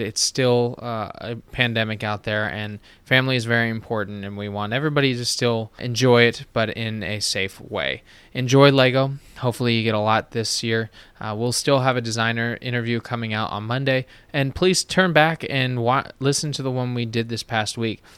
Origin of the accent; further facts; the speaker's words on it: United States; being an American